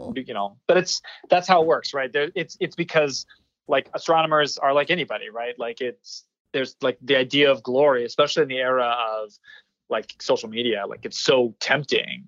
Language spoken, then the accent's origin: English; Orange County, California, United States; accent: Southern California; moved away as an adult; also born or lived in Los Angeles, California / New Hampshire; now in Tucson, Arizona, United States; I'm from Orange County, California, like uh, 10, 15 minutes away from Disneyland. Uh, and I, I grew up there